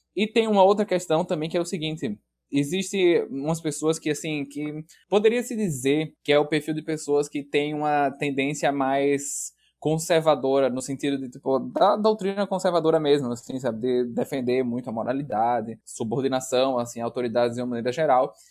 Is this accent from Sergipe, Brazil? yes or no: yes; Aracaju, Sergipe, Brazil; moved away as an adult; now in Porto Alegre, Brazil; Embora eu seja de Aracaju, eu mudei de Aracaju para Porto Alegre para fazer a graduação em psicologia.